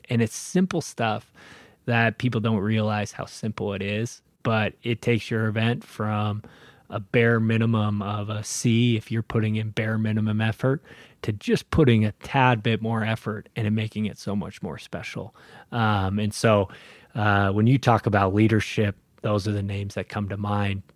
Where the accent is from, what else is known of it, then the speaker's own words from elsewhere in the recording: Spokane, Washington, United States; also born or lived in Seattle; I grew up in Spokane. I'm born and raised